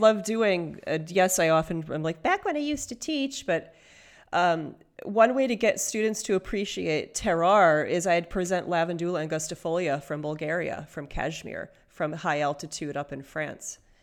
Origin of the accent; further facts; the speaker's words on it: Michigan, United States; I was born in Michigan